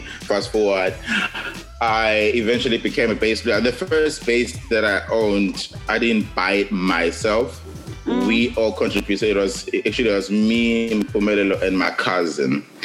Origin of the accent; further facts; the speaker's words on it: South Coast, KwaZulu-Natal, South Africa; also born or lived in KwaMashu, Durban; I was born in the South Coast uh, in a small town called Edududu, um, which is really? by Sportsburg